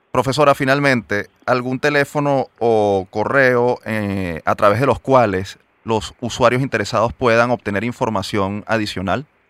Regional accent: Venezuela; nos sentimos orgullosos como venezolanos

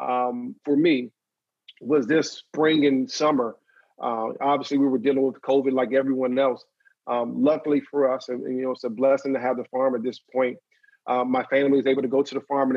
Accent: Maryland, United States; moved away; I went back to Maryland with my hometown

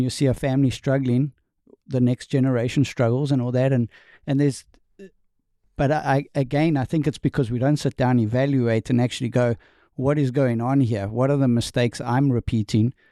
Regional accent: South Africa; accent: Southern; moved away as an adult; also born or lived in New York State, United States; now in North Carolina, United States; I am from South Africa, born and raised

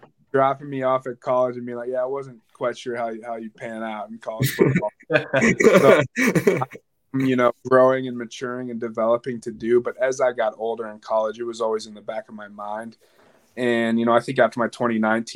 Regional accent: Edina, Minnesota, United States; I grew up in Edina, Minnesota

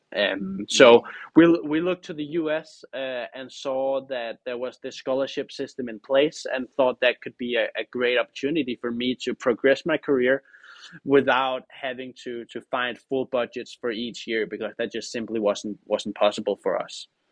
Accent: Denmark; now in United States; I'm the first, uh, Danish driver

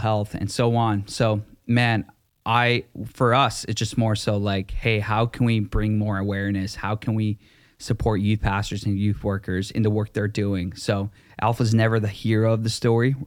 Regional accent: Vancouver, British Columbia, Canada; also born or lived in Langley; I'm from v, the Vancouver area.

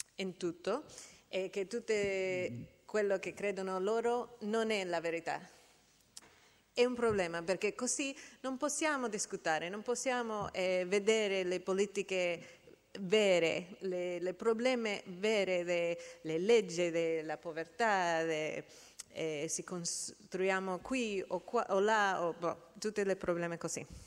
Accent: United States; Italian is a second language; nel mio paese, gli Stati Uniti

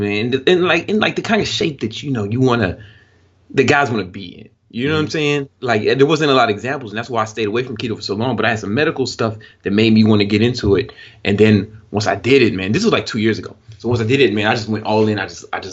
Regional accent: Chicago, Illinois, United States; I'm from the south side of Chicago, and it's a very, very rough area.

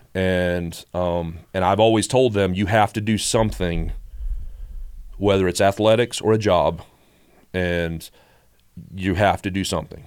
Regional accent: Statesboro, Georgia, United States; also born or lived in Chicago; we moved here in the, in the late seventies when I was little, so I've grown up in Bullock County

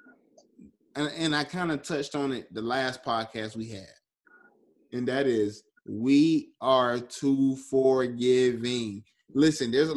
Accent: the South, United States; I'm from the South, and that is our history in the South.

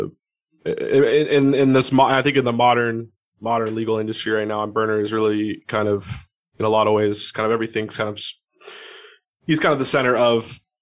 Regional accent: Seattle, Washington, United States; I'm from Seattle. I'm up here in Seattle

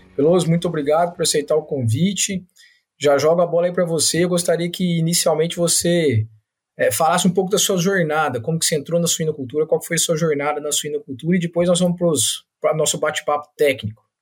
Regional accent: São Paulo, Brazil; now in Minas Gerais, Brazil; Eu sou paulista minerado

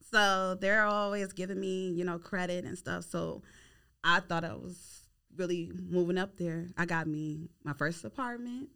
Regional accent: Philadelphia, Pennsylvania, United States; moved away as an adult; now in Houston, United States; I'm originally from Philly

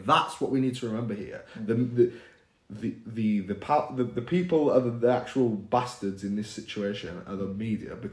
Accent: United Kingdom; as an Indian person in the UK, who was raised in this area, literally living in the area I was raised

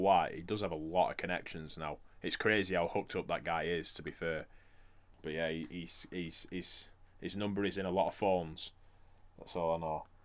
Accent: Blackburn, North West England, United Kingdom; we're from Blackburn

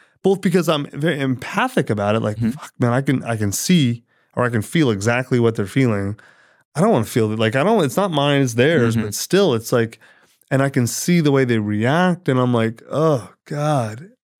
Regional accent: United States; I'm an American for sure.

